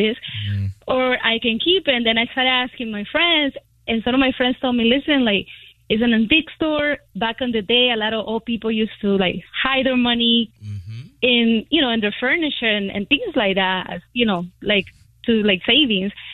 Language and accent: English; Colombia; moved away; I'm from another country. I'm from Colombia.